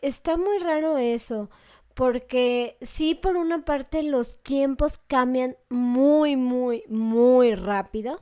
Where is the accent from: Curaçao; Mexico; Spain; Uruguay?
Mexico; como mexicana